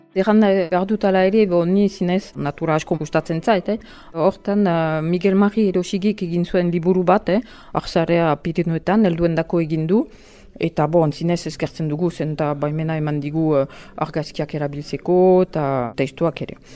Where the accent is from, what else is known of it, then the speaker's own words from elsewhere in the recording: Albi, Occitania, France; Basque is a second language; moved away; also born or lived in French Basque Country; ni ez naiz hemengoa, eh, albin sortu niz, eta orduan um, euskara ikasi dut